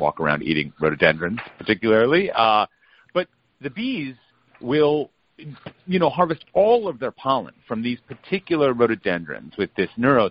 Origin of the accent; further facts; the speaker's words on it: Minnesota, United States; I grew up in Minnesota